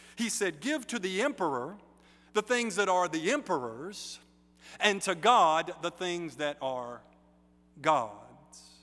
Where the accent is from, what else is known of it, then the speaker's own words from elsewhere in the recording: United States; I'm American, but especially because I'm Baptist